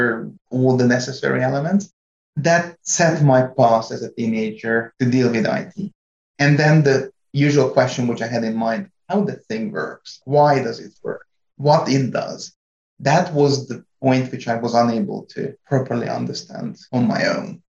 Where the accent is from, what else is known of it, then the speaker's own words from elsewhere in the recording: Hungary; English is a second language; moved away as an adult; also born or lived in France; now in North Carolina, United States; I was born and raised in Hungary